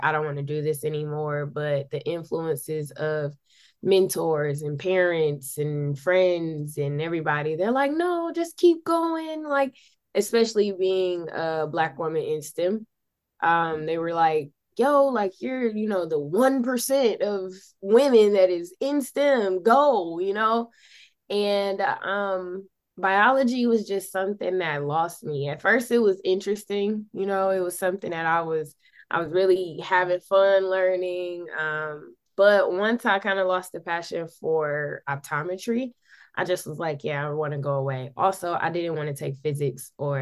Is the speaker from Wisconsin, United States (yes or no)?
yes; Milwaukee, Wisconsin, United States; I am born and raised in Milwaukee